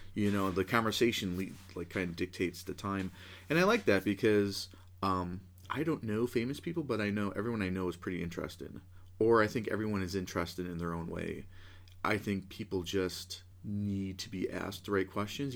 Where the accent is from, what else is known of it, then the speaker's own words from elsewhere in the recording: Buffalo, New York, United States; moved away as an adult; now in Cincinnati, United States; I'm from Buffalo, New York.